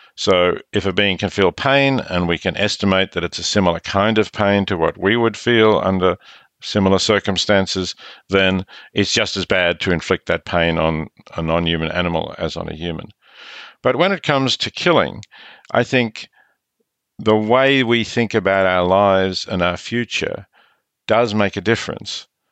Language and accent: English; Australia; accent: Australian; I'm Australian, as your listeners can hear